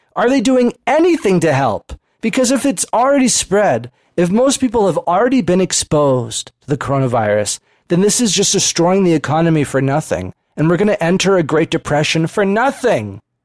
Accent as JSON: {"language": "English", "country": "United States", "said": "as American citizens"}